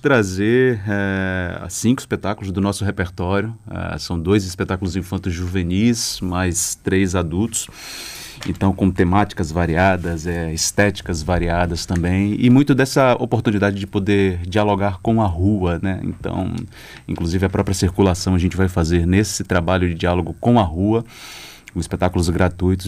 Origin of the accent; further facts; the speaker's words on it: the sertão of Bahia, Brazil; now in Salvador, Brazil; volta aqui para o sertão, que está mais próximo de onde eu venho